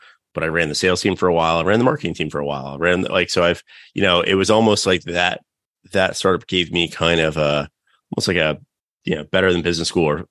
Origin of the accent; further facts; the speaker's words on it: North Carolina, United States; growing up in North Carolina, just super hard to find other people